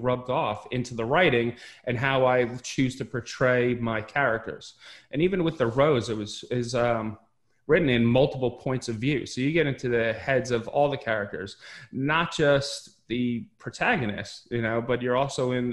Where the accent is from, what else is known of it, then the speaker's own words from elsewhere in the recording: Westchester County, New York, United States; I grew up in Westchester County, New York.